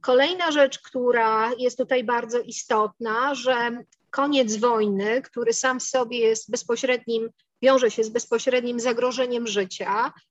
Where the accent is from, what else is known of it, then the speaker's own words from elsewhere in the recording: Poland; my się wychowałyśmy w Polsce